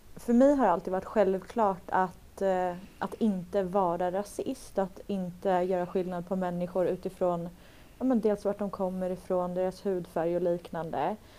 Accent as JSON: {"language": "Swedish", "town": "Stockholm", "region": "Stockholm County", "country": "Sweden", "said": "Jag är från Stockholm"}